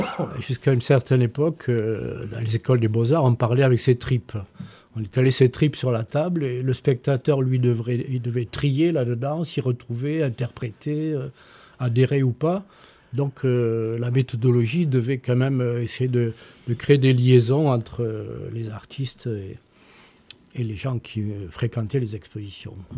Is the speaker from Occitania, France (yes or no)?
yes; Toulouse, Occitania, France; moved away; also born or lived in Montpellier; je suis né rue Miramar